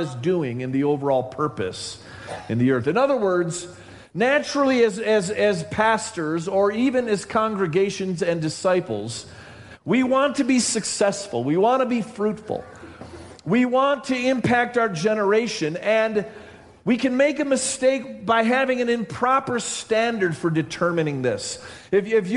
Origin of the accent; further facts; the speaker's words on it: Rochester, New York, United States; I grew up in Rochester, New York